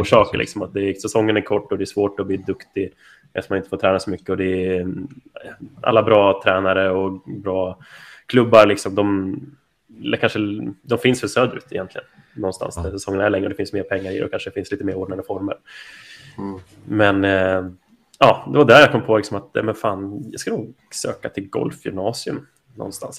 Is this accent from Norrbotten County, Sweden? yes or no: no; Rättvik, Dalarna County, Sweden; moved away as an adult; also born or lived in Halmstad; now in Staffanstorp, Sweden; är jag uppvuxen i, i Dalarna. Eh, lilla härliga Rättvik